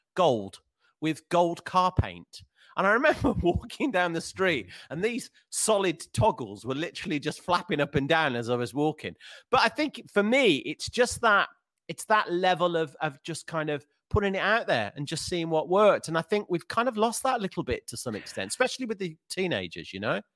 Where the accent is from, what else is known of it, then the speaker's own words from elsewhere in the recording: Birmingham, West Midlands, United Kingdom; Birmingham, my hometown